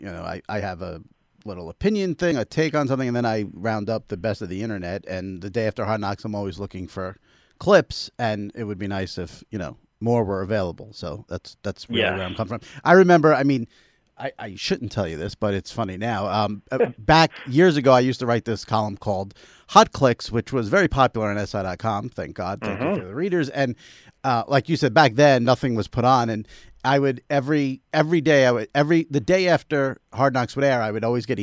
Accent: New York, United States; I'm a New Yorker

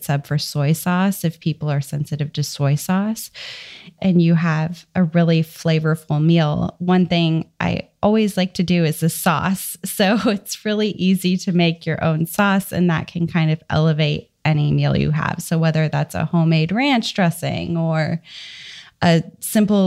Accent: Dallas, Texas, United States; I am from Dallas, Texas, and I have a new baby

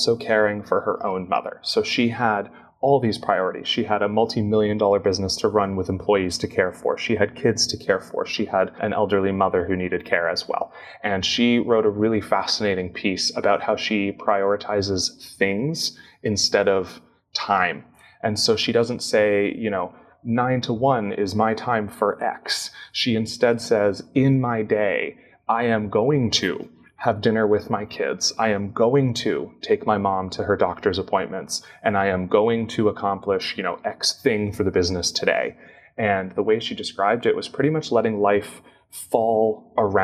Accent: Canada; I'm Canadian.

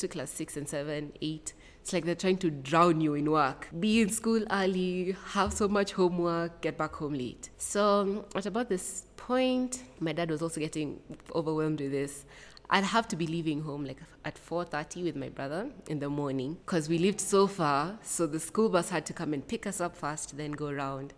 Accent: Rongai, Kajiado County, Kenya; also born or lived in Eldoret, Kenya; now in Nairobi, Kenya; I'm from Nairobi, Kenya. Though I think I'd say now I'm in Nairobi, Kenya, because I'm from Rongai. Born in Eldoret, then moved most of my life, lived in Rongai

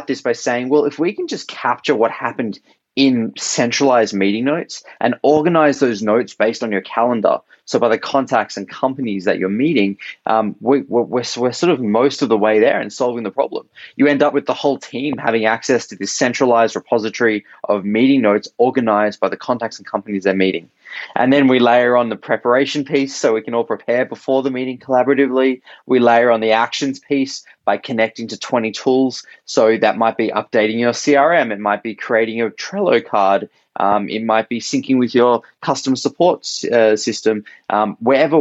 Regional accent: Australia; accent: Australian; moved away as an adult; also born or lived in San Francisco, United States; So right now I'm in Sydney, Australia. That's my accent originally. I am Australian

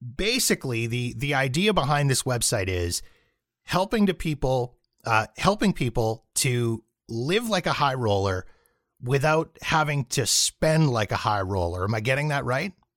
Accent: Canada; as a Canadian north of the border with, you know, gun control and free healthcare

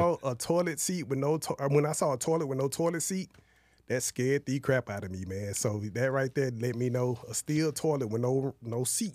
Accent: Dallas, Texas, United States; I grew up in Oak Cliff and West Dallas projects

